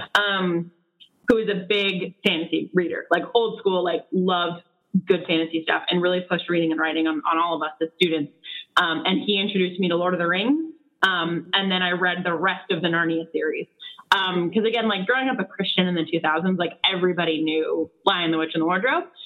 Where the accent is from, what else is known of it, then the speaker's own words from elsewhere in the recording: Chicago suburbs, Illinois, United States; now in Chicago, United States; we're from like an hour away